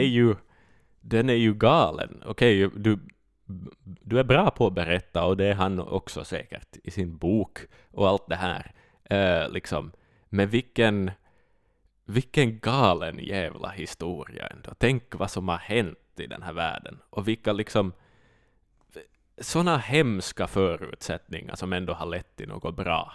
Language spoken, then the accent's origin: Swedish; Finland; vi är ju finlandssvenskar